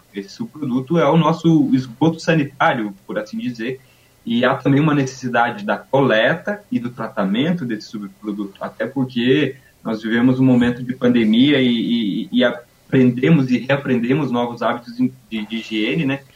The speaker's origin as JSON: {"language": "Portuguese", "town": "Santa Cecília", "region": "Santa Catarina", "country": "Brazil", "tie": "born or raised there", "also_born_or_lived": "Caçador / Blumenau", "moved": "as an adult", "lives_now": "Florianópolis, Brazil", "said": "eu sou do, do, interior do estado de Santa Catarina, sou natural de uma cidade pequena chamada Santa Cecília"}